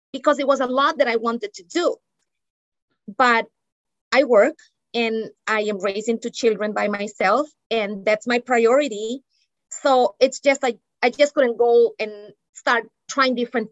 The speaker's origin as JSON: {"language": "English", "town": "Barranquilla", "region": "Atlántico", "country": "Colombia", "tie": "born or raised there", "also_born_or_lived": "New England, United States", "moved": "as an adult", "lives_now": "United States", "said": "I grew up in Barranquilla, Colombia, where it is hot and humid"}